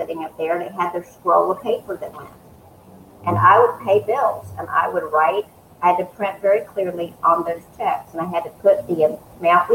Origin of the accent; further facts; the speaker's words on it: Eastman, Georgia, United States; also born or lived in Northern California / Warner Robins, Georgia; I grew up in South Georgia, Middle Georgia, East, which is a small town in Central Georgia, Dodge County